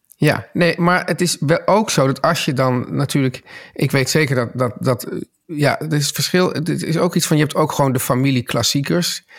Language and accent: Dutch; Amsterdam, North Holland, Netherlands; ik opgroeide in Amsterdam